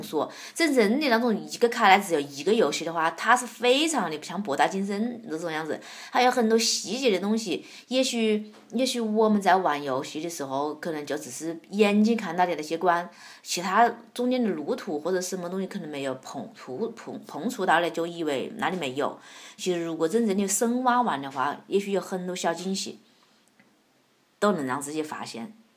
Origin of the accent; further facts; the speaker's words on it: Wuhan, Hubei, China; accent: Wuhan dialect; 我我怕是武汉话